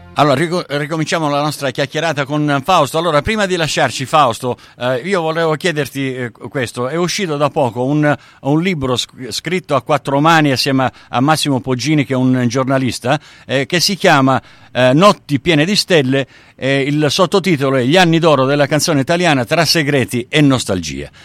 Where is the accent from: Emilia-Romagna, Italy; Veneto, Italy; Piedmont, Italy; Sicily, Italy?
Sicily, Italy; now in Australia; io son siciliano